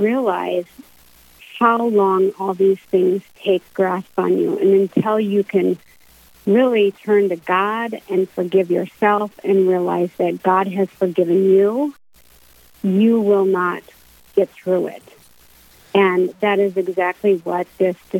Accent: Minot, North Dakota, United States; I moved to Minot when I was 4 years old

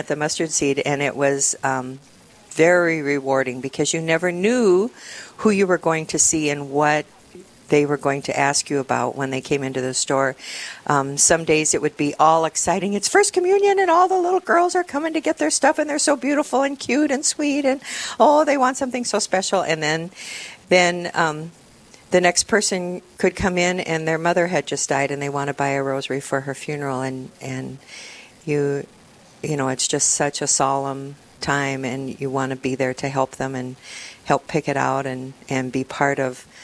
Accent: Parker, South Dakota, United States; also born or lived in Rapid City, South Dakota; now in Sioux Falls, United States; I grew up in Parker. I went to high school in Parker

